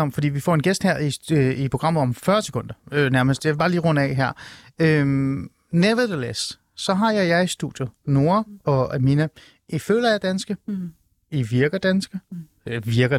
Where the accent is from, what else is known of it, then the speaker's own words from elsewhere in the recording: Hornbæk, Capital Region of Denmark, Denmark; Jeg er faktisk fra en lille by i Nordsjælland. Jeg er fra Hornbæk